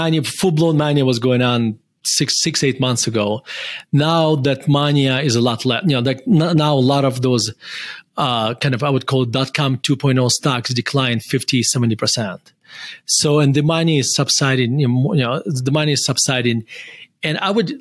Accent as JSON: {"language": "English", "town": "Murmansk", "region": "Murmansk Oblast", "country": "Russia", "tie": "born or raised there", "moved": "as an adult", "lives_now": "Denver, United States", "said": "I was born in Russia, and I used to say this, with pride that I'm from Russia"}